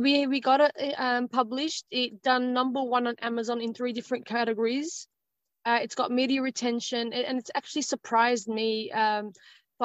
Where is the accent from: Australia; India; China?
Australia; I'm Australian. I was born in Australia, born and raised here in Australia